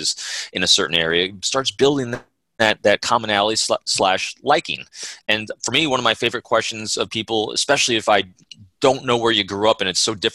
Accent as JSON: {"language": "English", "region": "New York", "country": "United States", "tie": "born or raised there", "said": "I grew up in the Northeast of the United States, you know, in New York"}